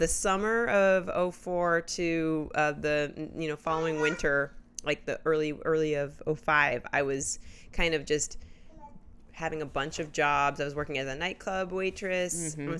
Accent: Indianapolis, Indiana, United States; moved away as an adult; also born or lived in Washington, D.C.; now in New York, United States; I'm from Indianapolis, Indiana. Oh, okay. And I grew up there, and I moved to New York right after college. So I went to school in D.C. and then came out to New York right after college, and I've been here ever since.

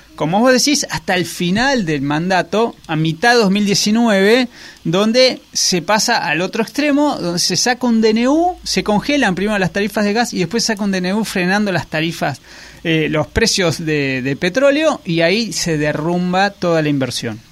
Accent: Argentina

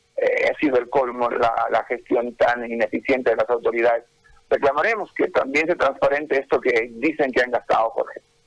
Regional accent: Bolivia; que tenemos como pueblo, como bolivianos

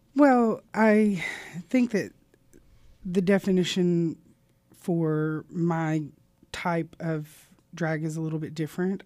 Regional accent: Southern Arkansas, United States; also born or lived in Little Rock, Arkansas / Louisiana; born in Little Rock and raised in Southern Arkansas

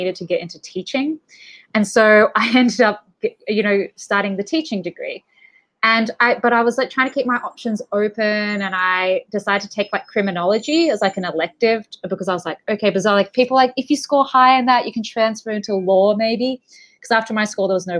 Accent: Melbourne, Victoria, Australia; moved away; I'm from Melbourne, Australia, originally.

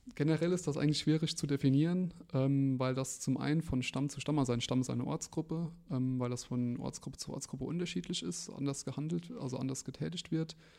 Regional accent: Ramstein-Miesenbach, Rhineland-Palatinate, Germany; bin hier gebürtiger Rammsteiner

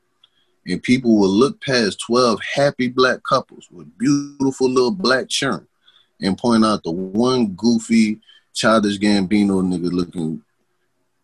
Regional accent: New Orleans, Louisiana, United States; moved away as an adult; also born or lived in Texas; I done moved up out of New Orleans. You see, I ain't lost no part of my accent

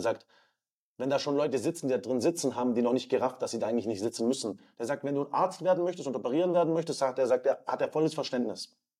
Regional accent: Southern Germany, Germany; Wir sind in Süddeutschland aufgewachsen

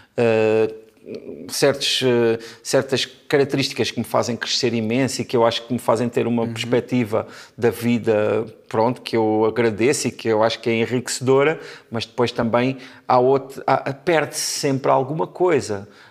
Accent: Portugal; Eu já nasci em Portugal, mas as minhas irmãs nasceram em França

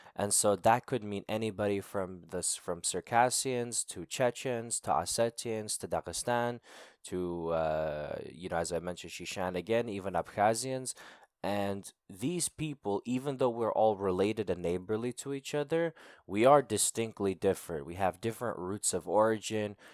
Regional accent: United States; accent: American; born and raised in the United States

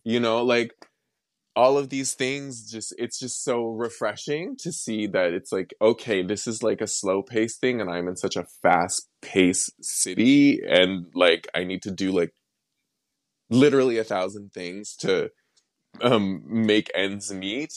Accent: Wetaskiwin, Alberta, Canada; also born or lived in Millet, Alberta; I grew up in Millet, and then after my parents divorced, I then moved to Atascoan

